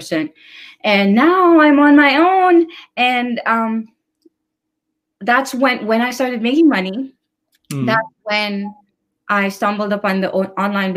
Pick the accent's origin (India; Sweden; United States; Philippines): Philippines; moved away; I'm originally from the Philippines